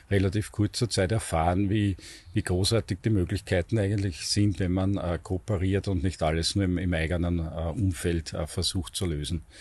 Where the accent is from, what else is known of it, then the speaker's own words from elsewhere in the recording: Vienna, Austria; Ich bin 52 Jahre alt, bin Wiener, äh, habe in Wien an der Technischen Universität Elektrotechnik studiert.